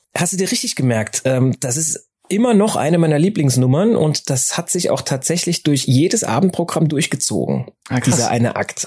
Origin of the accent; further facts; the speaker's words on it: Saarland, Germany; ich bin ja im Saarland groß geworden